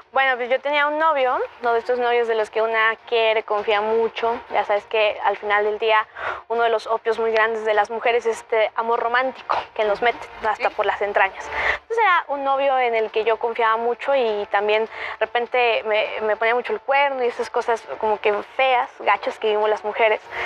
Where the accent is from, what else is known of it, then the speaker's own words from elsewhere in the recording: Huauchinango, Puebla, Mexico; Soy originaria de Huauchinango, Puebla, de una sierra norte preciosa, de un pueblo chiquito en, Puebla.